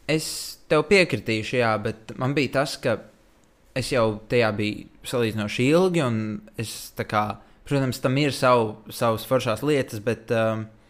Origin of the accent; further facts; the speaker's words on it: Riga, Latvia; es esmu uzaugusi Rīgā